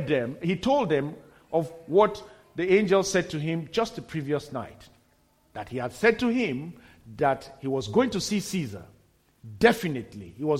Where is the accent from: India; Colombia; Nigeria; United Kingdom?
Nigeria; moved away; before I got back to my home country at that time in Nigeria